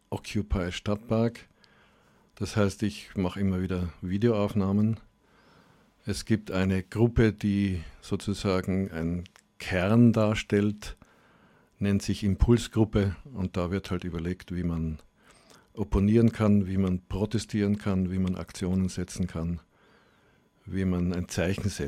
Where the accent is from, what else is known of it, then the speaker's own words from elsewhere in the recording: Graz, Styria, Austria; moved away; also born or lived in Germany; Ja, also Graz ist ja meine Heimatstadt. Ich bin hier geboren und aufgewachsen, aber war dann mehr als die Hälfte meines Lebens in Deutschland und bin jetzt sozusagen auf meine alten Tage zurückgekehrt.